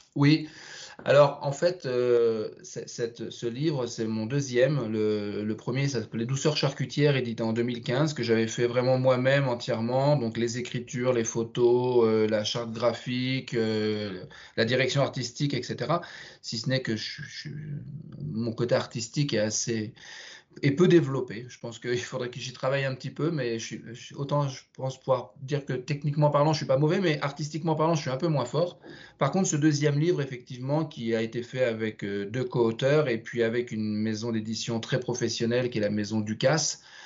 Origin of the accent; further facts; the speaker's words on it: Sens, Bourgogne-Franche-Comté, France; moved away as an adult; also born or lived in England / Russia / Switzerland; je suis originaire de Sens, une jolie ville dans le nord de la Bourgogne.